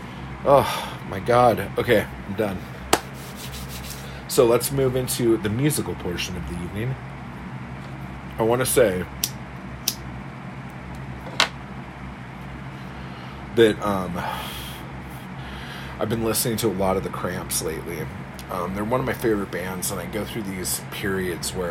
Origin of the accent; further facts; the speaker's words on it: United States; being American